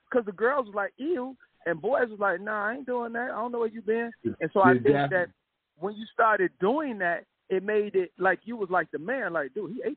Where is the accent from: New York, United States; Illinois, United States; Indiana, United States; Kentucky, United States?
Illinois, United States; Chicago; I'm from Chicago